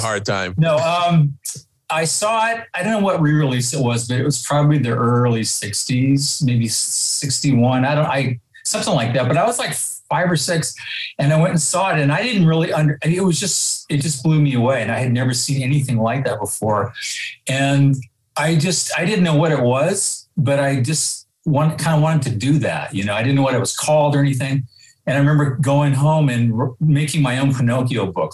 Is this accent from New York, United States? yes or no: no; Santa Rosa, California, United States; born and raised in Santa Rosa